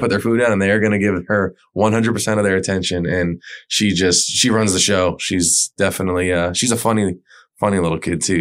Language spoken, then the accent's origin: English; Pembroke Pines, Florida, United States; moved away as an adult; I grew up in Pembroke Pines